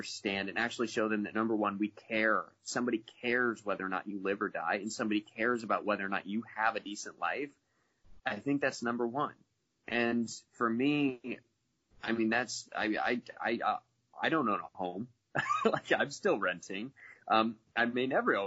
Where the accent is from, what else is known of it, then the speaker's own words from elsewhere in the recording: Midwest, United States; now in Florida, United States; I grew up in the Midwest, and my entire family's as conservative as they come. At this point, I live in Florida